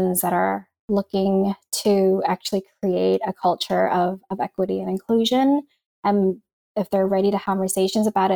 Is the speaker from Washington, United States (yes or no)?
no; New York, United States; moved away as an adult; also born or lived in East Coast; now in California, United States; when I was growing up in New York